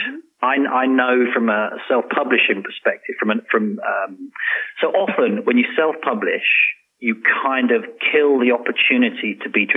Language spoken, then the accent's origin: English; London, United Kingdom; now in Oman; I'm a Londoner